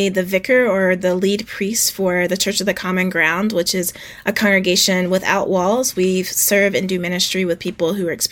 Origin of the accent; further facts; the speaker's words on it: Spartanburg, South Carolina, United States; I saw what was then our very first black mayor in my hometown of Spartanburg, South Carolina.